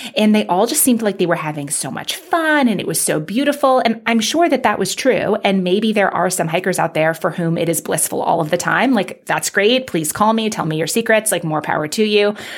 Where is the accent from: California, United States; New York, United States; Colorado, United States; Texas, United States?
New York, United States; New York City; I grew up in Manhattan